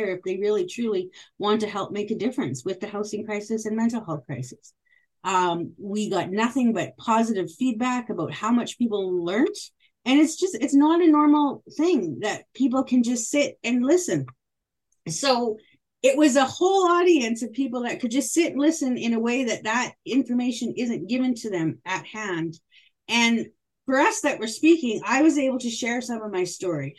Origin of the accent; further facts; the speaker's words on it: Moose Jaw, Saskatchewan, Canada; I grew up in Moose Jaw, which is predominantly white